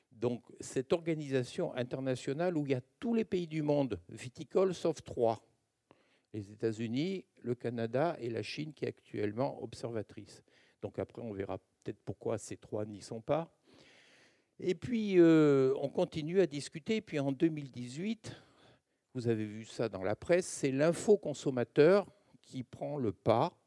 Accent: Languedoc-Roussillon, Occitania, France; also born or lived in Narbonne; now in Bordeaux, France; je viens du Languedoc-Roussillon

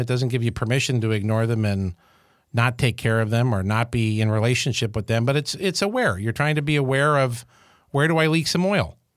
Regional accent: Syracuse, New York, United States; I grew up in Syracuse, New York

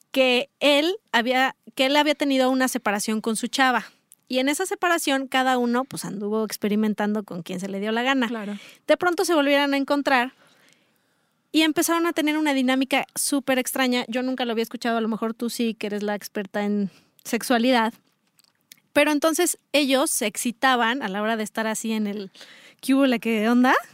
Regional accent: León, Guanajuato, Mexico; yo soy de León

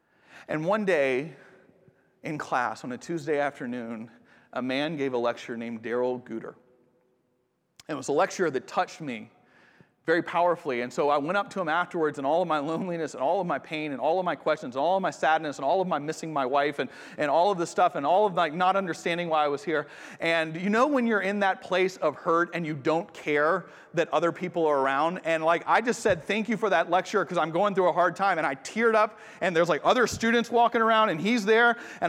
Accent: Atlanta, Georgia, United States; It was in the city I grew up in Atlanta.

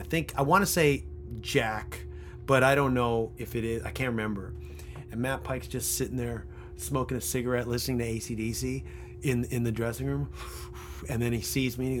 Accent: Canada; As a Canadian

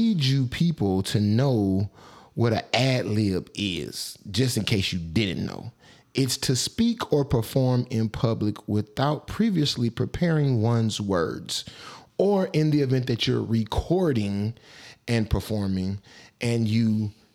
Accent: Atlanta, Georgia, United States; I'm from Atlanta

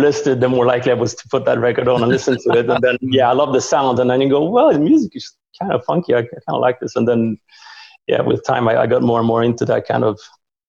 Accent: Sweden; also born or lived in Hungary; Yeah, I was born in Hungary. And then after a while we defected and ended up in Sweden.

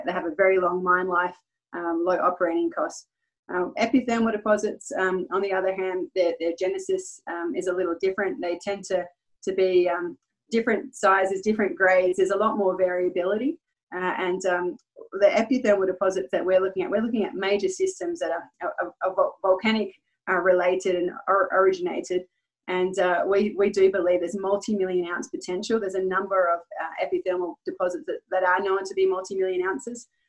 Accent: Perth, Western Australia, Australia; moved away as an adult; now in Nevada, United States; I'm, I'm originally from Perth, Western Australia. I've resided in the US for uh, the past five years.

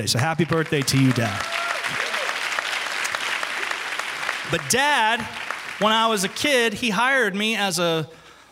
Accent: the South, United States; I'm from the South.

